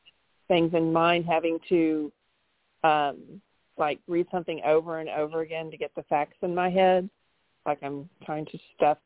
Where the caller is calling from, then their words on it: Houston, Texas, United States; I'm calling from Houston, Texas.